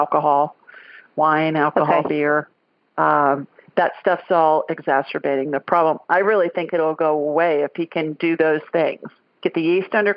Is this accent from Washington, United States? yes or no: no; Columbus, Ohio, United States; moved away; I grew up in Columbus. I was born and raised there.